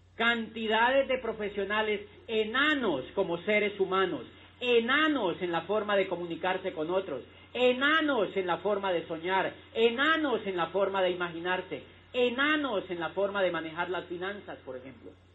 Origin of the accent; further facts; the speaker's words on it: Neiva, Huila, Colombia; moved away as an adult; also born or lived in Popayán; yo soy de Neiva y cuando yo tenía la edad de entrar a la universidad